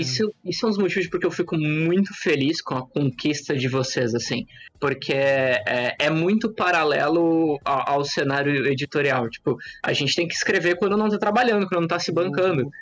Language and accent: Portuguese; Assis, São Paulo, Brazil; Eu, eu sou aqui do interior de São Paulo, de Assis, uma cidade, cidadezinha